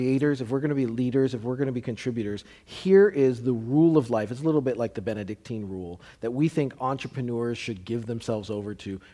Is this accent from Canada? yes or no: yes; Canada; now in United States; I'm Canadian